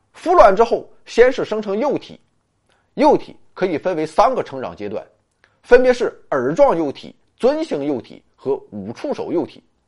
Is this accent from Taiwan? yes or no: no; China; 这是我们中国人主要吃的部分